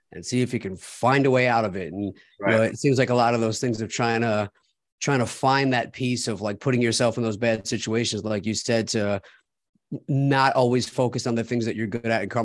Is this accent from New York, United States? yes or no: yes; Long Island, New York, United States; we grew up on Long Island